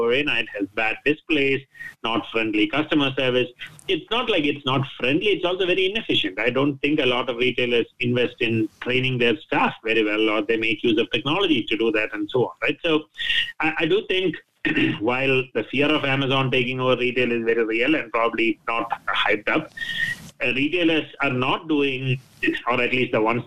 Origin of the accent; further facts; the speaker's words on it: Thiruvananthapuram, Kerala, India; also born or lived in United Kingdom; now in United States; my hometown, Trivandrum, in the south of India, that I go once or twice a year